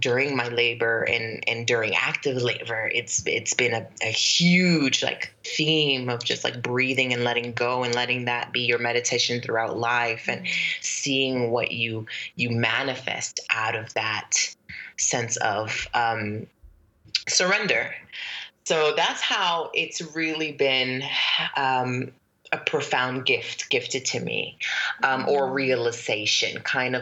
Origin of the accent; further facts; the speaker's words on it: Brooklyn, New York, United States; moved away as an adult; also born or lived in Fortuna, California / Egypt; now in New Orleans, United States; I grew up, I was raised in Brooklyn, New York, because we moved there.